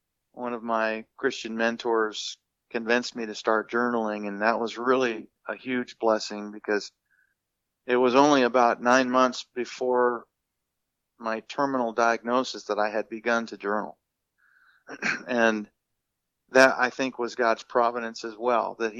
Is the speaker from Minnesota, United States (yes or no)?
yes; Minnesota, United States; being a kid, you know, growing up in Minnesota